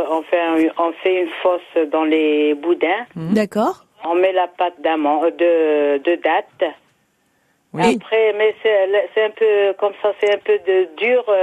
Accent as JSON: {"language": "French", "country": "Algeria", "tie": "born or raised there", "moved": "yes", "lives_now": "Sceaux, France", "said": "moi, je suis née en Algérie."}